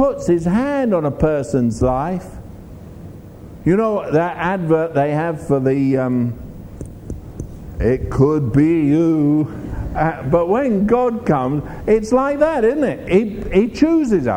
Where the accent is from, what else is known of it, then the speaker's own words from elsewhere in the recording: England, United Kingdom; I'm from England.